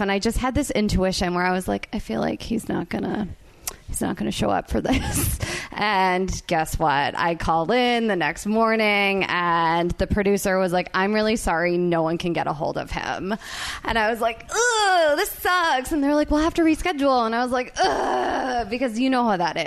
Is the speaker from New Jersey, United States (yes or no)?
yes; New Jersey, United States; I'm from Jersey